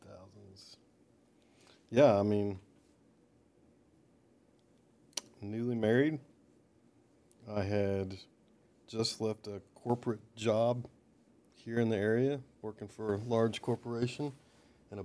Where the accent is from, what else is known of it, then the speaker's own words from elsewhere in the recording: Baton Rouge, Louisiana, United States; born there; also born or lived in Dallas, United States / Perry, United States; So I was born in Baton Rouge, Louisiana.